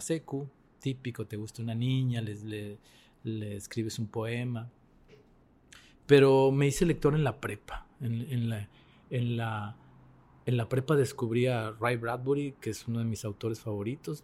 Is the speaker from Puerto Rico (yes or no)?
no; Mexico; yo como mexicano